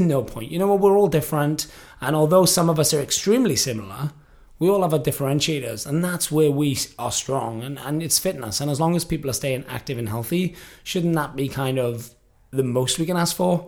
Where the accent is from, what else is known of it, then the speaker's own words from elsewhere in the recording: the Valleys, Wales, United Kingdom; also born or lived in Liverpool, England; now in Los Angeles, United States; I moved to Wales when I was three, three and a half, which is where my mum is from. I grew up in a, a small rural part of Wales, which is known as the Valleys.